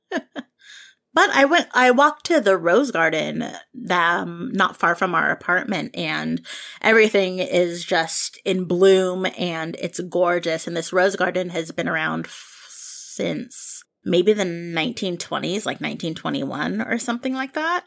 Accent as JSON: {"language": "English", "area": "Bay Area", "region": "California", "country": "United States", "tie": "born or raised there", "said": "I grew up here in the Bay Area"}